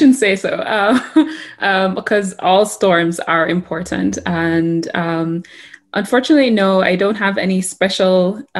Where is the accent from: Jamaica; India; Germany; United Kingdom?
Jamaica; now in Colorado, United States; Jamaica doesn't exactly have this specialized or well-known department for climate and weather, right?